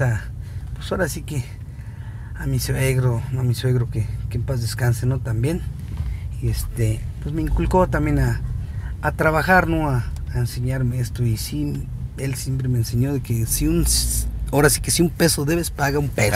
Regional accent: San Gregorio, Mexico; mi gente de aquí de, de mi pueblo de San Gregorio

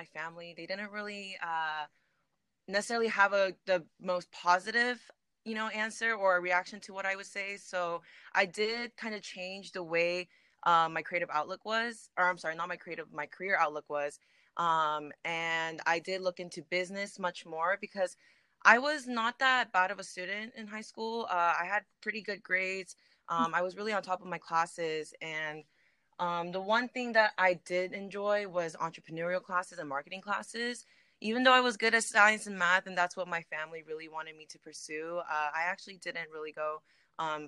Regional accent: Bay Area, California, United States; I am an artist from the Bay Area

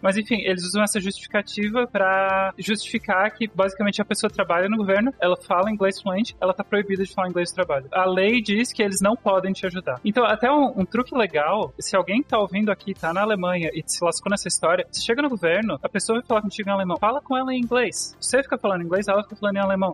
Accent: Brazil; accent: capital accent; moved away; also born or lived in small town in Brazil; quando eu tinha acho que 11 anos, eu me mudei pro. Meu pai se mudou pra uma cidade bem pequenininha, fim do mundo, mundo no Brasil, não, não tinha amigo nenhum lá. Eu tinha o sotaque da capital

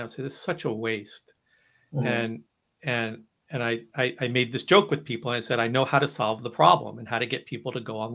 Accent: United States; I'm from New Jersey, New York. You know, we're eggs on bagels kind of people up here

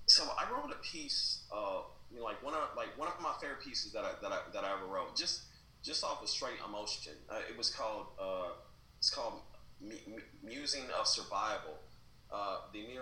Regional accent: Kansas City, Missouri, United States; now in San Francisco, United States; I'm from the ghetto, right? I'm you know I'm from Southside Kansas City. It's you know it's a pretty rough neighborhood

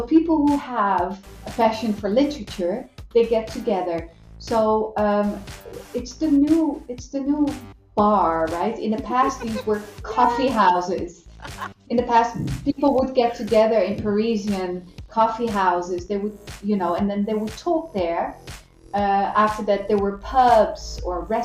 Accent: Netherlands; now in Brazil; I'm a foreigner. So I'm from the Netherlands

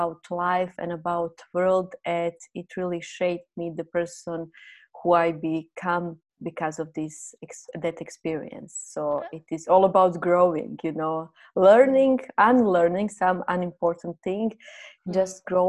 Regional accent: Croatia; first language Croatian; English is a second language; moved away as an adult; now in Thailand; My native language is Croatian

